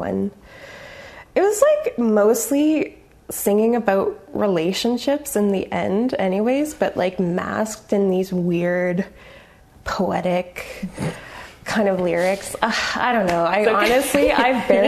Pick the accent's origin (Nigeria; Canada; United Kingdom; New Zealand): Canada; Grimsby, Ontario; I grew up in Grimsby, Ontario.